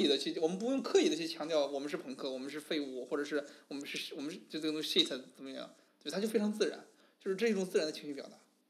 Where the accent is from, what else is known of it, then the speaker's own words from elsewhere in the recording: Beijing, China; 就是我们北京人